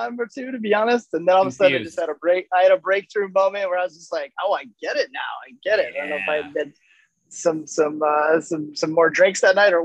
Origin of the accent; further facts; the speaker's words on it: Grand Rapids, Michigan, United States; Growing up in Grand Rapids